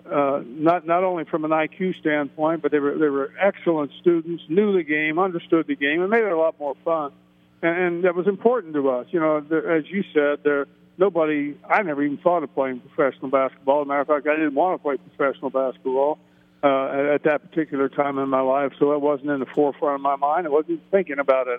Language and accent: English; Middletown, Ohio, United States; I'm from Middletown, Ohio, Middletown Middies